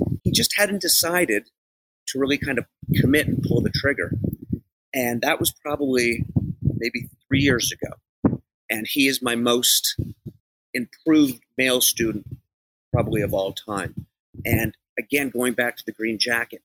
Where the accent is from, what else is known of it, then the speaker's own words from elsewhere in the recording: Canada; now in Los Angeles, United States; I'm from Canada originally